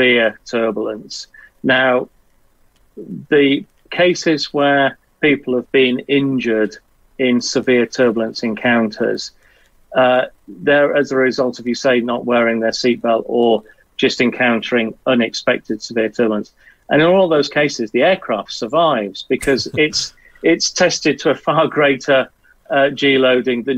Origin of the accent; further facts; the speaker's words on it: Southwest Wales, United Kingdom; I grew up in Southwest Wales